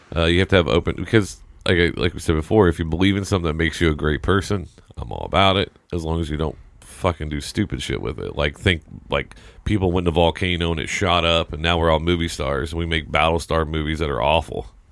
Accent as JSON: {"language": "English", "region": "Indiana", "country": "United States", "tie": "born or raised there", "said": "growing up in Indiana was all about high school basketball"}